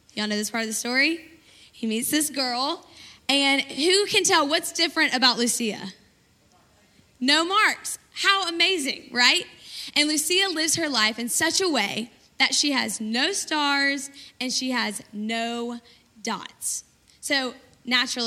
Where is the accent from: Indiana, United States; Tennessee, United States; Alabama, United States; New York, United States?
Alabama, United States; Birmingham; I'm from Birmingham, Alabama